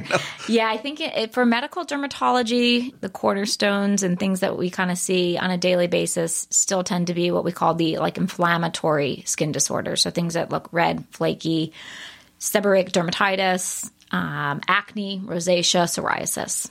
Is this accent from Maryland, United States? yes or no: yes; Baltimore, Maryland, United States; I grew up in Baltimore.